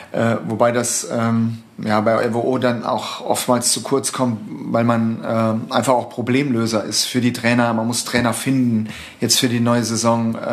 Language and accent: German; Saarbrücken, Saarland, Germany; moved away as an adult; zum ersten FC Saarbrücken gewechselt äh, in meiner alten Heimatstadt